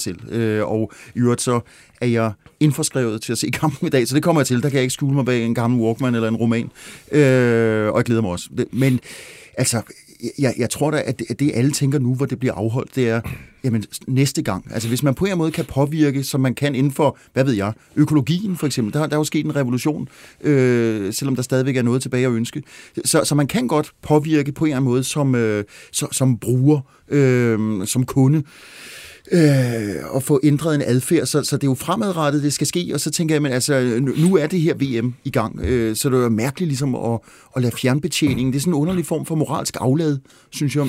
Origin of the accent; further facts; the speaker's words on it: Glostrup, Capital Region of Denmark, Denmark; jeg er født i Glostrup